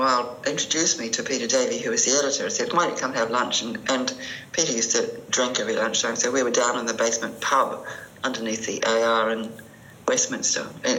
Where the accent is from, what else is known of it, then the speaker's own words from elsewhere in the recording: New Zealand; moved away as an adult; also born or lived in London; Being a Kiwi